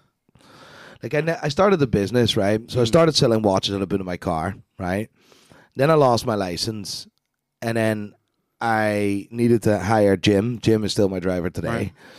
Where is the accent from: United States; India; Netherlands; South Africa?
Netherlands; Amsterdam, North Holland; English is a second language; now in Belfast, United Kingdom; Born and raised in Amsterdam.